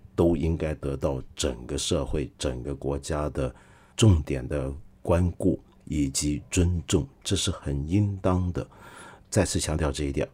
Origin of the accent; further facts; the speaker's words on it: China; 我们中国